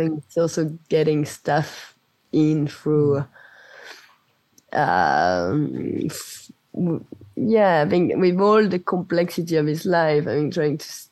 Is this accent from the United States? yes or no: no; France; first language French; English is a second language; moved away; also born or lived in United Kingdom; being away so long from France